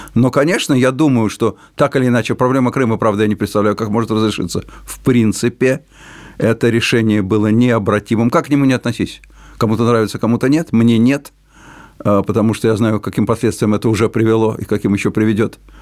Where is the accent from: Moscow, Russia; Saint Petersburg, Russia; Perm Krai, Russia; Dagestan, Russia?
Moscow, Russia; first language Russian; у меня родной русский язык, я человек русской культуры, родившийся в Москве